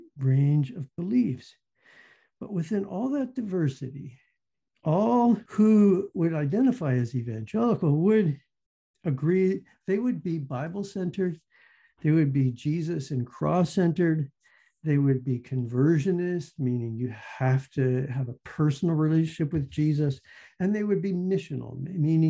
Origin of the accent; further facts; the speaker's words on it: the South, United States; moved away as an adult; also born or lived in Minnesota; I grew up in the South, so I understand we had Catholics and we had Baptists